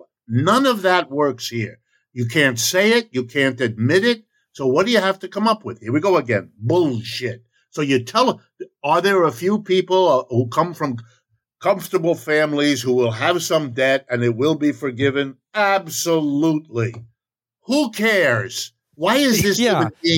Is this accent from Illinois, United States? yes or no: no; Ohio, United States; I was born in Ohio. I'm as American as you want